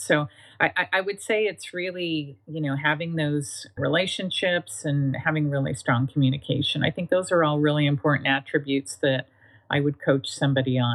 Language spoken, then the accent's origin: English; Canada; moved away as an adult; now in Northern California, United States; I am Canadian by birth, and I spent most of my life in Canada